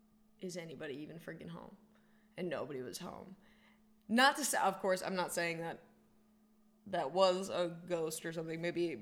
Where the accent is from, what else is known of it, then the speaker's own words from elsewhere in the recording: Cumberland, Rhode Island, United States; I grew up in Cumberland, Rhode Island, very close to the Cumberland Monastery